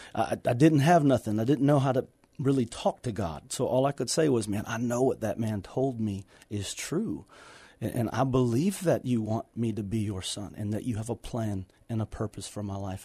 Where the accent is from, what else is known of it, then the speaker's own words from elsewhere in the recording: Houston, Texas, United States; moved away as an adult; got into the wrong, you know, lifestyle and, and situation in Houston